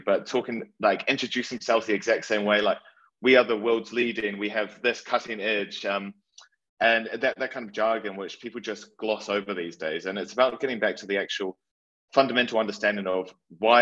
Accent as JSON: {"language": "English", "country": "New Zealand", "moved": "as an adult", "lives_now": "London, United Kingdom", "said": "I'm originally from New Zealand, and when I moved to London 8 years ago"}